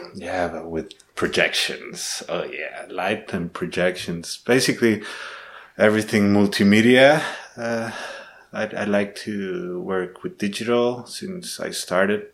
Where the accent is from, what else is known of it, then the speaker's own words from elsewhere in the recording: Guatemala; now in Heidelberg, Germany; I was born in Guatemala. I'm living in Heidelberg at the moment